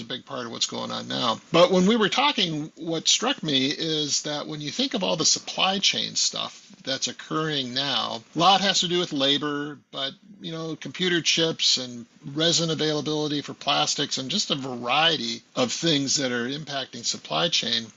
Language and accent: English; west of Milwaukee, southeastern Wisconsin, United States; moved away; I drive due west of Milwaukee and, and my hometown where I lived in the 50s and 60s